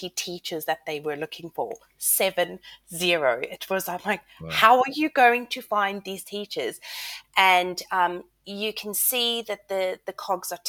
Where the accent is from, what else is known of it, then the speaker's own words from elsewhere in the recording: South Africa; moved away as an adult; also born or lived in United States; I'm South African and started my teaching career then